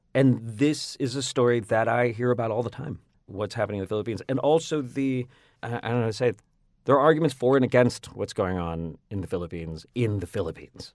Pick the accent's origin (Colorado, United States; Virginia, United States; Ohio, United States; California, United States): Virginia, United States; Northern; accent: Northern Virginia; I grew up in Virginia, you know, so a large part of my of, about, of my sound is at actually, weirdly, Northern Virginia